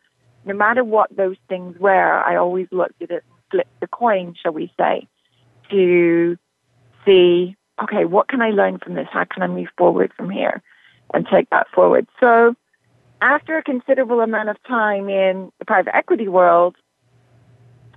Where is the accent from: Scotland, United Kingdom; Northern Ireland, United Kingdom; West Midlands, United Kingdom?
Northern Ireland, United Kingdom; moved away as an adult; also born or lived in London; I'm originally from Northern Ireland. I was brought up very much a country girl.